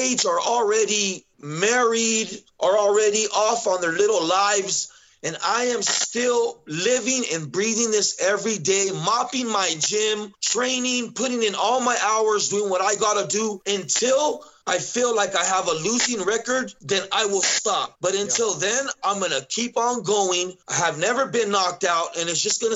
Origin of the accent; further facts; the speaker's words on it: Southern California, United States; now in Idaho, United States; I grew up in California like that, Southern California